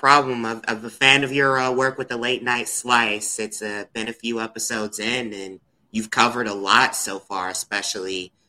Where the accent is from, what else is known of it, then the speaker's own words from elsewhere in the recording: Shaker Heights, Ohio, United States; also born or lived in Kent, Ohio; now in Ravenna, United States; I am from Shaker Heights. I lived in Kent for a little bit. I live in Ravenna